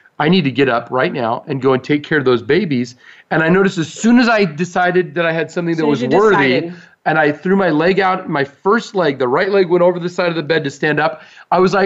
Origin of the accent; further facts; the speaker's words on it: United States; we're American